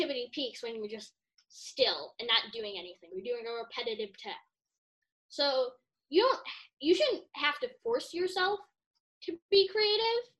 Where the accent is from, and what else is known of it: Chicago, Illinois, United States; born or raised there